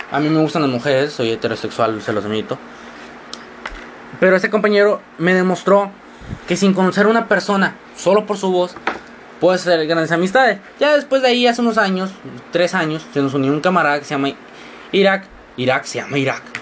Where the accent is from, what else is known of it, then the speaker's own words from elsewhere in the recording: Matamoros, Tamaulipas, Mexico; accent: mixed; Por eso mi acento está muy mezclado, porque no sueno como los matamorenses normales, no sueno como, sueno más o menos como un chilango, que suena como un, doro, duranguense, etc, etc, etc.